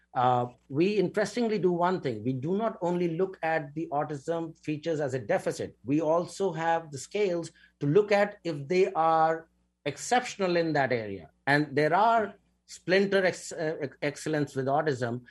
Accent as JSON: {"language": "English", "country": "India", "moved": "yes", "said": "I come from India"}